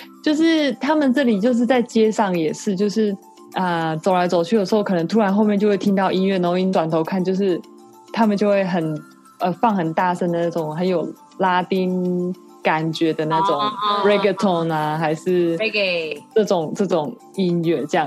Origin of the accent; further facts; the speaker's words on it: Taiwan; 不是不是，我是台湾人。